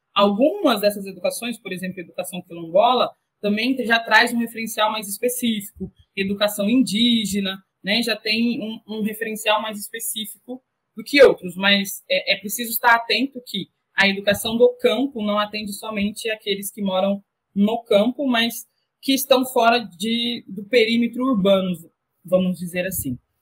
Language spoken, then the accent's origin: Portuguese; Inocência, Mato Grosso do Sul, Brazil; cidade de Inocência, Mato Grosso do Sul, cidade onde eu cresci